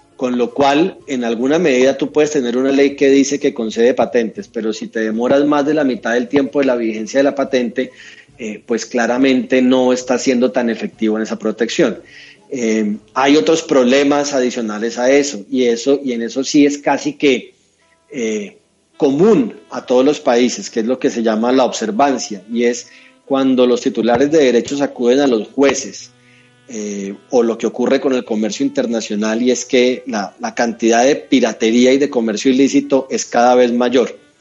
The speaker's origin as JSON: {"language": "Spanish", "town": "Neiva", "region": "Huila", "country": "Colombia", "tie": "born or raised there", "also_born_or_lived": "Bogotá", "moved": "as an adult", "said": "yo soy un opita, yo soy nacido, nacido en Neiva, allá estudié mi, colegio y me fui para Bogotá"}